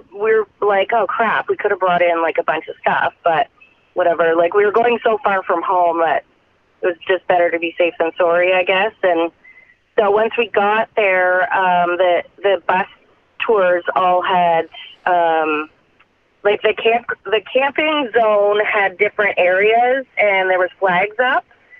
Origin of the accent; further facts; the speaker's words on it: Canada; As a Canadian, yeah.